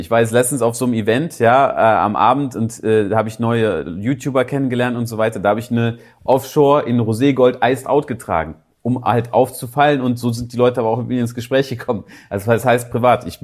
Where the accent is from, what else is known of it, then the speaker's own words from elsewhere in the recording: Germany; Gut, ich komme aus Deutschland und ich lebe auch in Deutschland